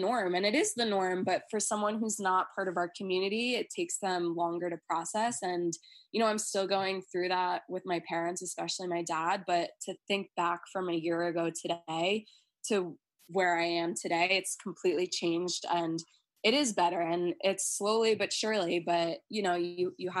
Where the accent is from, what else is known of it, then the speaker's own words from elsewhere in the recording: Long Island, New York, United States; growing up on Long Island, which is a very, you know, Republican